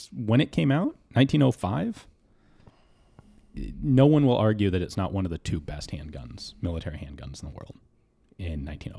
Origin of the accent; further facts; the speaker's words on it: Denver, Colorado, United States; Yeah, Denver.